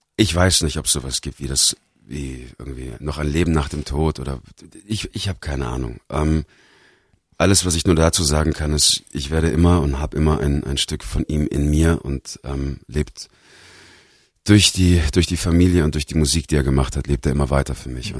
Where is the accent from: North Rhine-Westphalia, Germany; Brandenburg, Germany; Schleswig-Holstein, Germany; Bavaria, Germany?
Bavaria, Germany; moved away as an adult; also born or lived in Los Angeles, United States / Australia; Bayern ist mein Zuhause